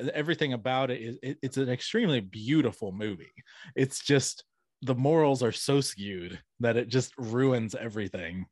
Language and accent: English; Atlanta, Georgia, United States; now in Augusta, United States; I grew up around the Atlanta area